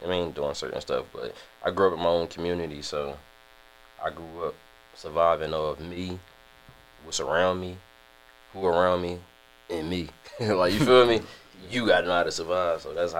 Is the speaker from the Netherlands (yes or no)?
no; Philadelphia, Pennsylvania, United States; I grew up in North Philly. Mm-hmm. I grew up in Richard Island. Mm-hmm. Like, I come from the projects.